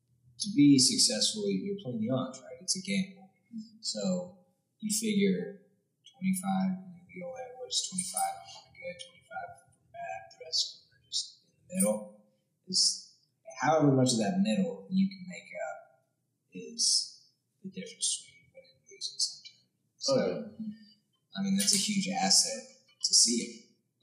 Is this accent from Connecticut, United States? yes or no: no; Colorado, United States; my home state, Colorado.